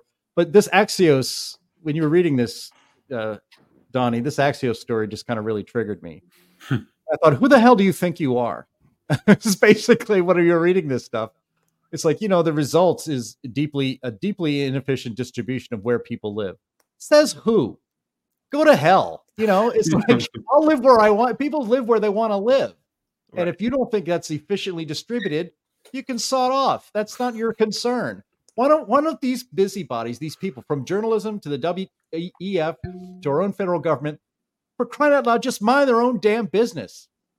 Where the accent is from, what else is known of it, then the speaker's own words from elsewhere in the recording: New York City, New York, United States; born there; also born or lived in Dayton, United States / Pittsburgh, United States; I was born in New York City, and of course, we had a rented apartment. And then my family owned homes in Dayton, Ohio, and then Pittsburgh.